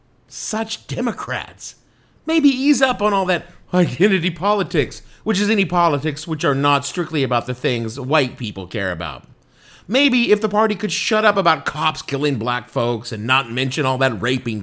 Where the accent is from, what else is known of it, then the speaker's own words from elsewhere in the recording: Tennessee, United States; my home state of Tennessee